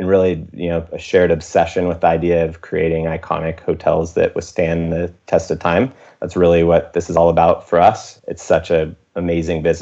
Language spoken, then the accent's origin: English; San Ramon, California, United States; moved away as an adult; also born or lived in Los Angeles, United States / Santa Monica, United States / Austin, United States; I got a job in my hometown in Northern California, San Ramon, California